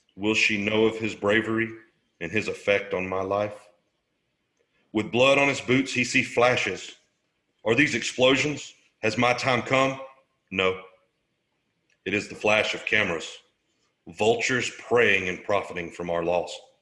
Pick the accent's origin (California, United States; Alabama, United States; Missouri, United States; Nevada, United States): Alabama, United States; Southeast; also born or lived in Killeen, Texas; I grew up in Southeast Alabama.